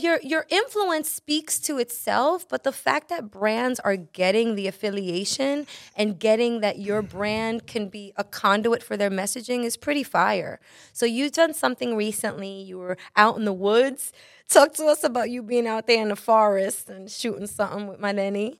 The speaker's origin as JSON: {"language": "English", "town": "New York City", "region": "New York", "country": "United States", "said": "I am from Brooklyn"}